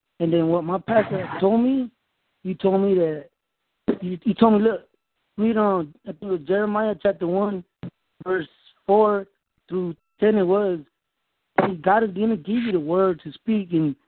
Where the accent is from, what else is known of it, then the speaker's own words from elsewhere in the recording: Fort Myers, Florida, United States; now in Markley, United States; I stay in Markley, but originally I was raised in Fort Myers